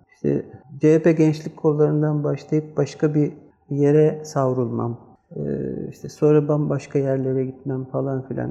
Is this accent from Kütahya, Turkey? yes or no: no; Seferihisar, İzmir, Turkey; bir gün Seferisar'dayım. Zaten burada büyüdüm. 3 yaşında gelmişim.